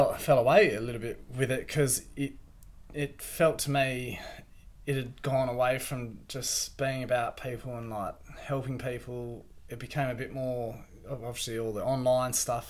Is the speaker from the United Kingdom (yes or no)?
no; Perth, Western Australia, Australia; moved away as an adult; now in Bunbury, Australia; I'm from Perth, so a lot of my mates, surfing mates, are up there. So I've kind of moved down to Bunbury